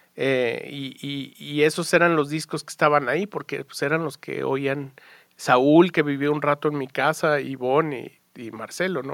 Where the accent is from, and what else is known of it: Mexico; born or raised there